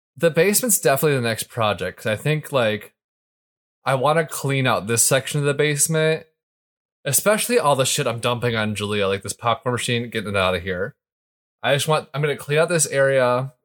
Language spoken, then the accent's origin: English; Michigan, United States; growing up in Michigan